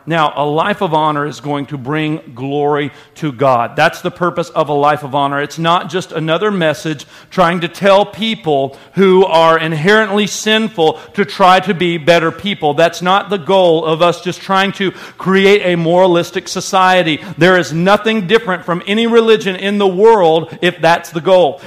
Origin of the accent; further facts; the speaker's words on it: United States; we're American and we view the Bible through American lenses